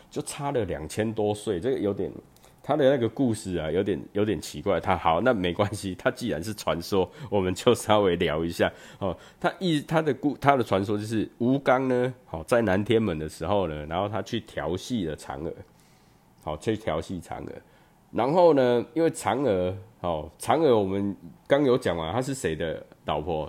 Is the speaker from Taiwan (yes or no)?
yes; Chiayi, Taiwan; 我小时候在嘉义，我们就是在门口，哦，就在门口就开始烤肉了